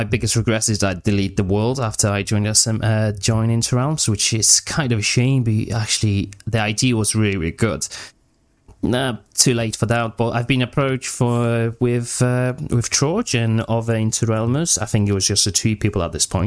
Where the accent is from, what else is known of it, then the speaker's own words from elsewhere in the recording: Poland; now in England, United Kingdom; I'm originally from Poland, but I moved to England, to UK, around 10 years ago